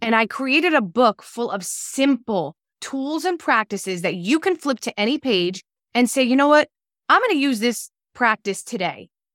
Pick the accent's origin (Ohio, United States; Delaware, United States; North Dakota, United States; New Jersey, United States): New Jersey, United States; also born or lived in Los Angeles; I'm from New Jersey, I live in New Jersey